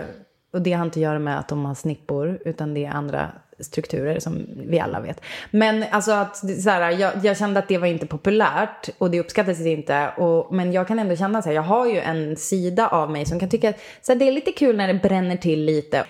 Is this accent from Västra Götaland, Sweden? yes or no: no; Umeå, Västerbotten County, Sweden; jag kommer från Umeå